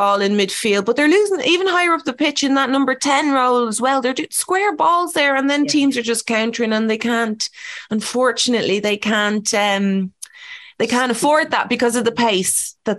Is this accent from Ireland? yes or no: yes; Ireland; being Irish.